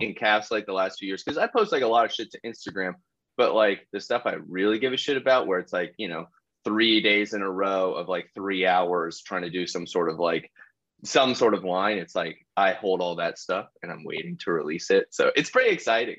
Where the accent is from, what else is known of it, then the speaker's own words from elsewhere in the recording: Columbus, Ohio, United States; I grew up in Columbus, Ohio, like high school